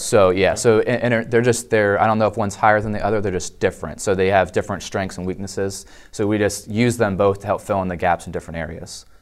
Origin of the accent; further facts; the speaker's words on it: Dover, Delaware, United States; I was actually born and raised in Delaware in the capital Dover, so kind of a Delawarean by nature